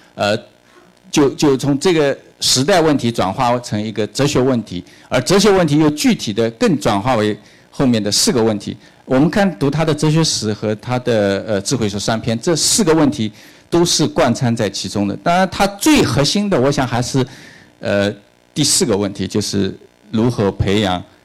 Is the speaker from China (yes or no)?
yes; China; 我们中国人